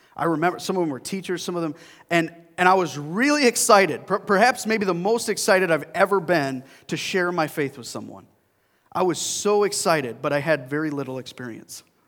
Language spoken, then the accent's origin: English; Burlington Flats, New York, United States; now in Greece, New York, United States; I grew up in a little town called Burlington Flats.